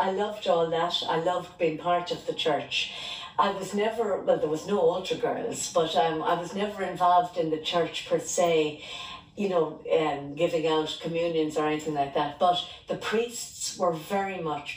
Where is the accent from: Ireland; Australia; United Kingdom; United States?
Ireland; Tipperary, Munster; I grew up in Tipperary town and I'm one of five girls